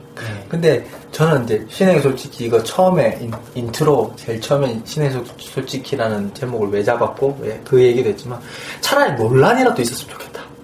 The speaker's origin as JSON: {"language": "Korean", "region": "Daegu", "country": "South Korea", "said": "제가 대구 사람이니까"}